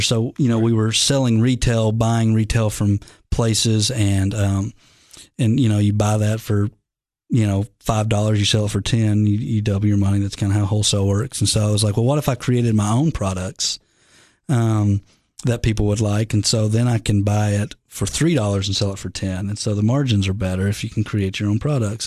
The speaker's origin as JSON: {"language": "English", "region": "the South", "country": "United States", "said": "I'm from the South."}